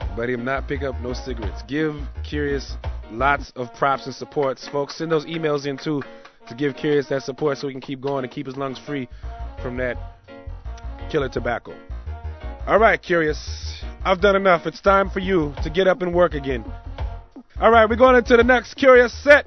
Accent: Oakland, California, United States; born and raised in Oakland, California

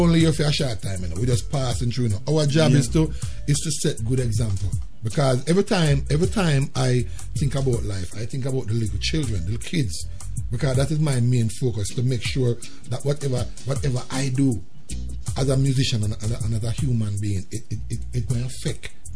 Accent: Jamaica; moved away as an adult; now in United States; growing up in Jamaica

